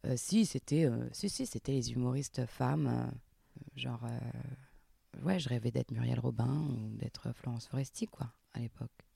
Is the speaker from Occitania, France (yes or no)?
yes; Montpellier, Occitania, France; moi je viens de Montpellier, enfin un petit village à côté de Montpellier à la campagne, dans le sud, et je faisais du théâtre à la MJC